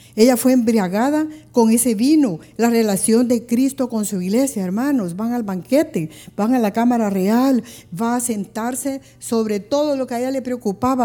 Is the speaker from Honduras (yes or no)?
yes; Honduras; si nosotros estamos en otro país y miramos la bandera de Honduras